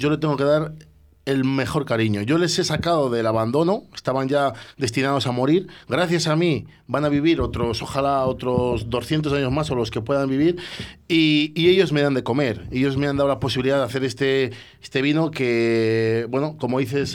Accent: Roa, Castile and León, Spain; also born or lived in Bordeaux; yo soy de Roa

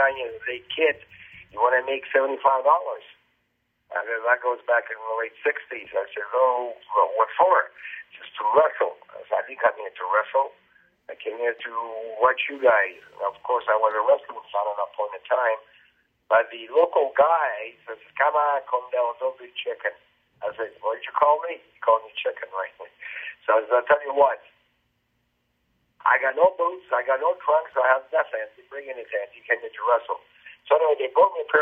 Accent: Winnipeg, Manitoba, Canada; also born or lived in Italy; I'm from Winnipeg, Manitoba. I've been here all my life. Actually, I was born in Italy. I came here when I was 11 years old

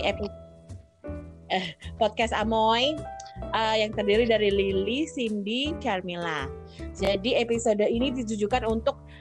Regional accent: Jakarta, Indonesia; moved away as an adult; now in Ireland; saya kan dari Jakarta ya. Eh, dari Jakarta, kota besar, langsung tinggal di Irlandia

